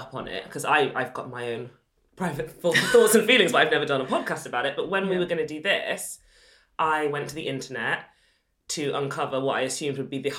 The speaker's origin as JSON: {"language": "English", "town": "Sheffield", "region": "Yorkshire and the Humber", "country": "United Kingdom", "tie": "born or raised there", "said": "And I grew up in Sheffield."}